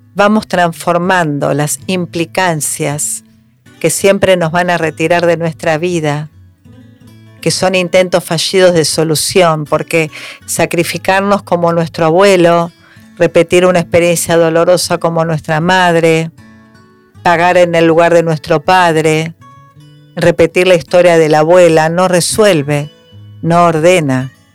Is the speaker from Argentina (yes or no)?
yes; Argentina; somos argentinos